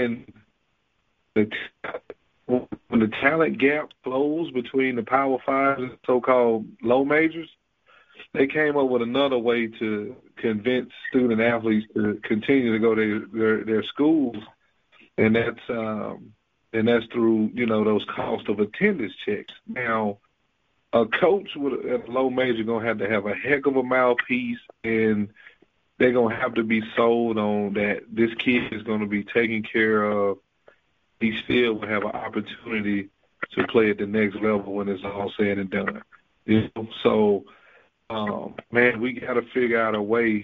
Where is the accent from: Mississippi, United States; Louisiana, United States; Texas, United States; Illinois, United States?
Mississippi, United States; McComb; growing up in Macomb, man, you know, there was no NBA players